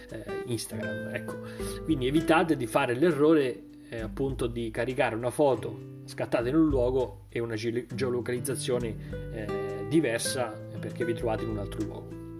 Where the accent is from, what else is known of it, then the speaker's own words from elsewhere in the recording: Milan, Lombardy, Italy; perché sono di Milano, va, torno a casa a Milano